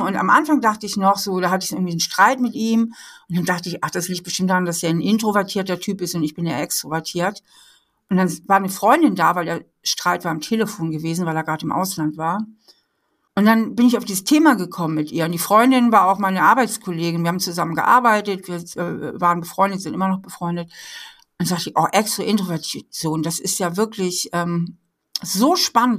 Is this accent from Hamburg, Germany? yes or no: yes; Hamburg, Germany; moved away as an adult; now in Trier, Germany; Ich bin äh, aufgewachsen in Hamburg, bin dann zum Studieren hier nach Trier in die Mosel gekommen und finde das hier so schön, dass ich hier geblieben bin